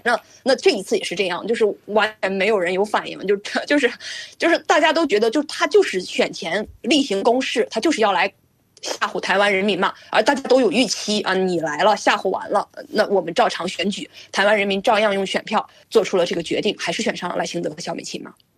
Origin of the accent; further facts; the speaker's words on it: China; now in Canada; 我作为中国人